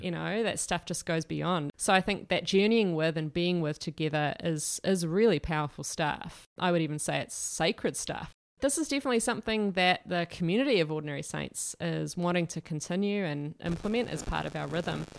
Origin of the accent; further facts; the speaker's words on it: Dunedin, Otago, New Zealand; our family moved to Aotearoa, I was born in Dunedin, but we went away, then came back. I started going to Anglican Adventure Ministries camps, and I was eight years old